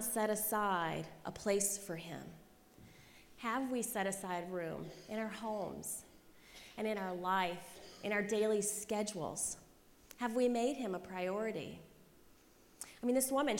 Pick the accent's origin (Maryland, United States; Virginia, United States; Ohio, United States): Virginia, United States; Christiansburg; moved away; I grew up in Christiansburg, Virginia, population 20,000.